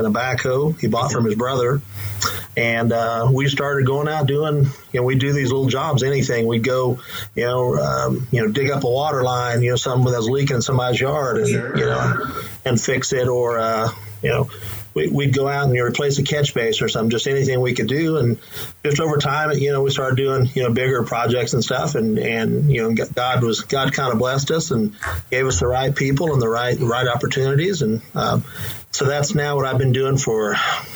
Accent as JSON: {"language": "English", "town": "Topeka", "region": "Kansas", "country": "United States", "tie": "born or raised there", "said": "I was born and raised here in Topeka, grew up in Highland Park, basically at 25th and Iowa."}